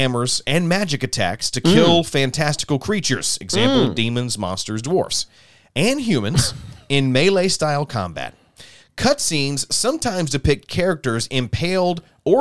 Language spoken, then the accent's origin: English; South Alabama, United States; I grew up in South Alabama, so we didn't have Blockbusters.